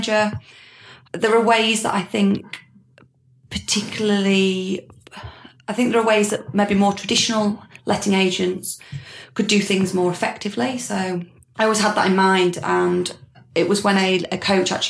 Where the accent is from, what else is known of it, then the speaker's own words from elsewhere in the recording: Harrogate, Yorkshire and the Humber, United Kingdom; also born or lived in Manchester; So I came back from Manchester, back to Harrogate, which is where I'm from